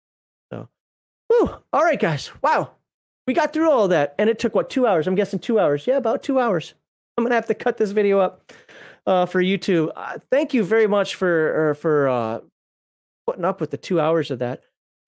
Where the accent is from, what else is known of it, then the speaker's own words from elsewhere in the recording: Minnesota, United States; I used to live in Minnesota. I'm from Minnesota.